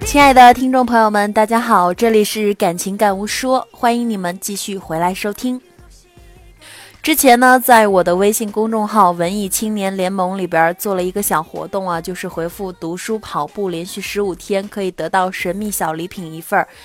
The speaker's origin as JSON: {"language": "Chinese", "country": "China", "said": "我们中国人总是认为，立遗嘱不吉利"}